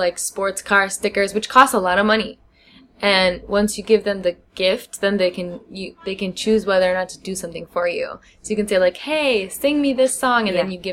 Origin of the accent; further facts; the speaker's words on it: United States; now in China; I'm an American